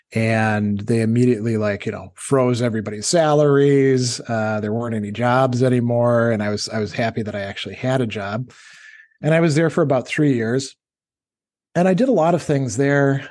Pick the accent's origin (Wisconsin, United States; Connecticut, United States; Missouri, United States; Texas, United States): Wisconsin, United States; also born or lived in North Carolina / Indiana; now in New York, United States; we're both from Wisconsin. We actually went to high school together